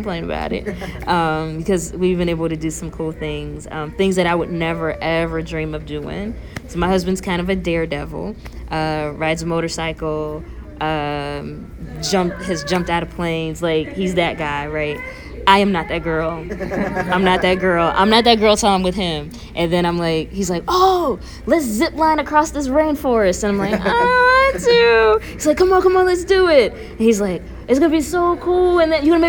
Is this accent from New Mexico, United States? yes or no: no; Ohio, United States; also born or lived in Knoxville / Louisville / Nashville; now in New York, United States; I'm from Ohio